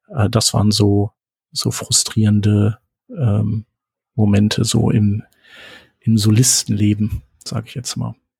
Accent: Germany; als Deutscher

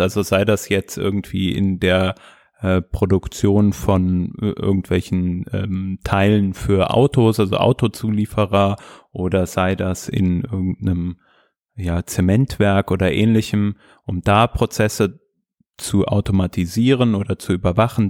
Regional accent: Hesse, Germany; ich bin ja auch Hesse

